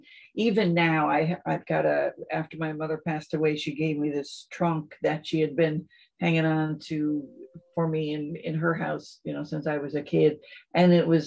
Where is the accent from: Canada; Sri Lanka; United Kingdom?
Canada; St. John's, Newfoundland and Labrador; also born or lived in Edmonton; I was born in St. John's, raised in St. John's, pretty much stayed here.